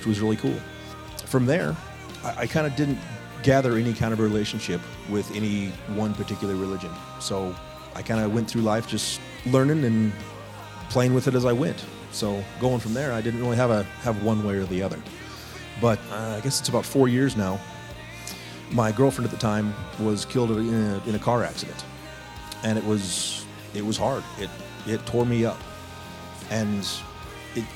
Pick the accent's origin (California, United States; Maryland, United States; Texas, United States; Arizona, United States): Arizona, United States; Chino Valley; I was raised here in this area. I was raised in Chino Valley. We moved here when I was about 5 years old.